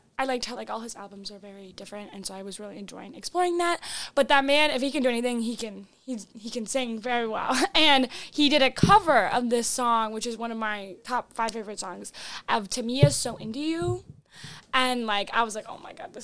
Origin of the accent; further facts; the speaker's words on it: North Dakota, United States; moved away; originally I'm from North Dakota